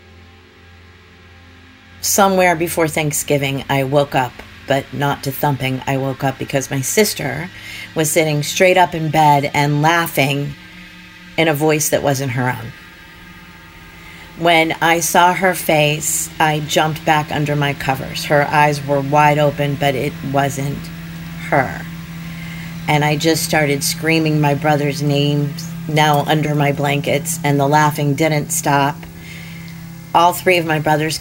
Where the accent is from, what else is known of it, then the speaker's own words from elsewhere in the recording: Pittsburgh, Pennsylvania, United States; I'm from Pittsburgh originally, smack in the middle of five kids